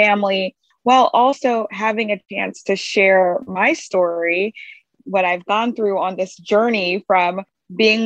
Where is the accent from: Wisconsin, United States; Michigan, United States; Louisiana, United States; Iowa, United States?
Louisiana, United States; Baton Rouge; I'm from Baton Rouge, Louisiana